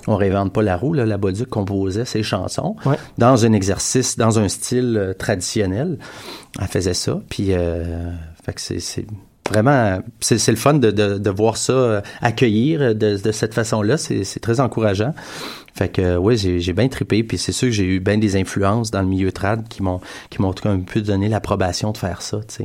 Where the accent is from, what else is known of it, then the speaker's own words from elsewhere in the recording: Montreal, Quebec, Canada; on est de Montréal, fait qu'il euh, y a une urbanité dans ce qu'on fait.